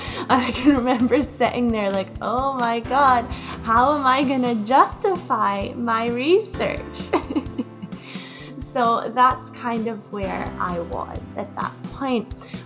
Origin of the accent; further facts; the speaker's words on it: Scotland, United Kingdom; moved away as an adult; also born or lived in Glasgow / Toronto; So I'm originally from the Orkney Islands. Those are the islands right up north in Scotland. And then I moved to Glasgow to do my undergrad. So I lived there for a couple of years. And then I moved to Canada.